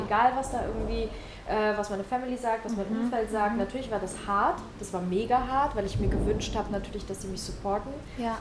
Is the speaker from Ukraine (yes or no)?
yes; Ukraine; now in Germany; Weil ich komme aus der Ukraine, ich komme aus einem Elternhaus